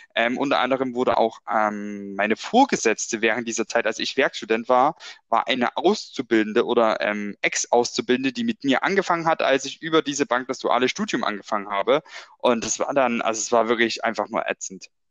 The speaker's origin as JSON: {"language": "German", "town": "Brand-Erbisdorf", "region": "Saxony", "country": "Germany", "tie": "born or raised there", "said": "der Ort, woher ich komme, ähm, oder mein Heimatort, Branderbesdorf genannt"}